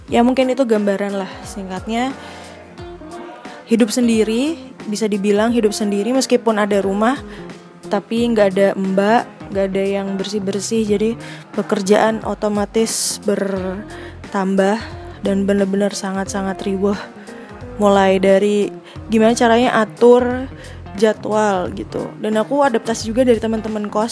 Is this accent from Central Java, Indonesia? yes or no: yes; Magelang, Central Java, Indonesia; also born or lived in Jakarta; jadi aku memang lahir di Jakarta tapi besar dan berkembang berkembang secara fisik dan juga pola pikirnya mindsetnya di Magelang, sebuah kota kecil yang dikenal sebagai kota Taru